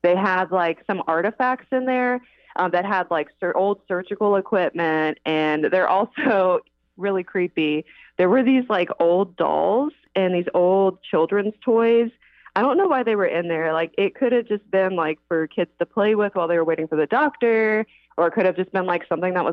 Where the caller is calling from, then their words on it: Greensboro, North Carolina, United States; I am calling from Greensboro, North Carolina